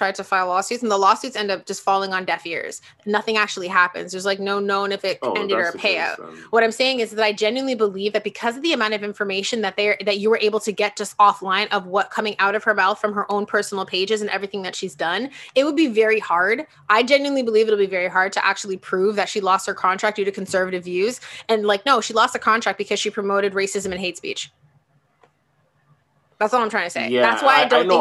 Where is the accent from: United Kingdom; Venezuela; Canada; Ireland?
Canada; I'm Canadian